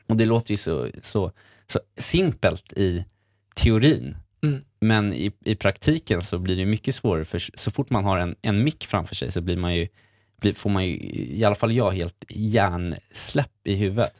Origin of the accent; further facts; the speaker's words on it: Sweden; jag är också från Sverige